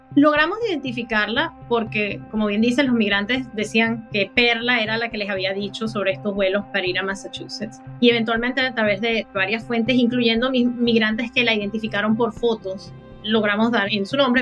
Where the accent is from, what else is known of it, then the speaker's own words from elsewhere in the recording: Venezuela; now in United States; cuando yo crecí en Venezuela, Venezuela era un país que recibía inmigrantes de otros países